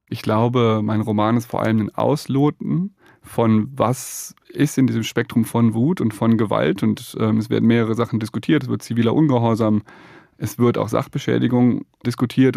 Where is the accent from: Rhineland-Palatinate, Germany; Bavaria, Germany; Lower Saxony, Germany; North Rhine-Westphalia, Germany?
Rhineland-Palatinate, Germany; Ich komme aus der Nähe des Ahrtals, habe da als Kind gespielt